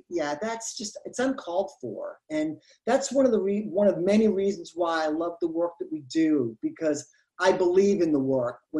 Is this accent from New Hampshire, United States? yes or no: yes; New Hampshire, United States; also born or lived in Florida; I'm from New Hampshire originally.